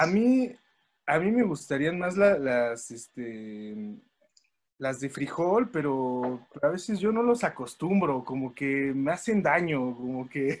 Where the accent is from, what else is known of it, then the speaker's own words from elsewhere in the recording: Mexico City, Mexico; Los demás somos capitalinos.